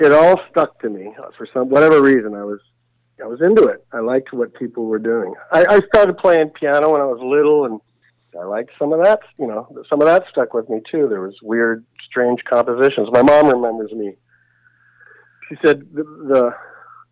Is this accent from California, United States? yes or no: no; Nebraska, United States; I was growing up in Nebraska